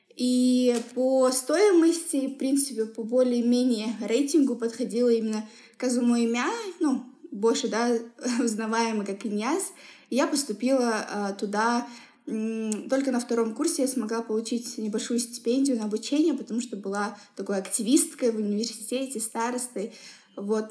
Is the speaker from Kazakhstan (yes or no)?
yes; Semey, Abai Region, Kazakhstan; мы все росли в Семипалатинске